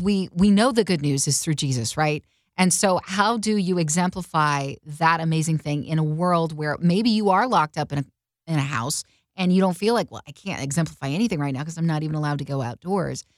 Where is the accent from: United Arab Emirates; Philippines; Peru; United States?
United States; Oklahoma; Carter and I grew up in Oklahoma